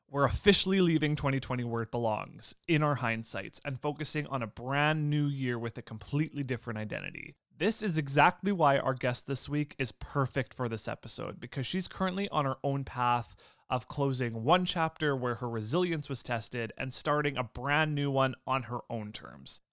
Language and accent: English; Lemberg, Saskatchewan, Canada; I'm originally from Lemberg, which is about, I think it's about forty-five minutes away from Yorked